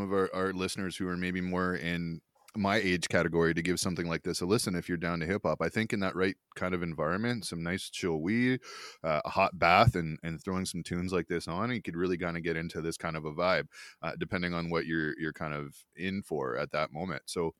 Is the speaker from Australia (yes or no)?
no; Ontario, Canada; And where I grew up in Ontario, that was the difference between middle school and high school.